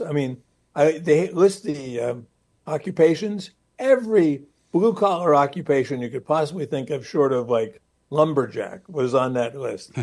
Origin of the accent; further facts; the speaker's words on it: Newark, New Jersey, United States; I grew up in Newark, New Jersey